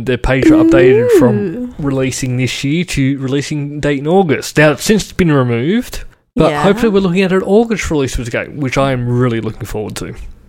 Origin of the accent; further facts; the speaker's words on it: Sydney, New South Wales, Australia; Growing up in Western Sydney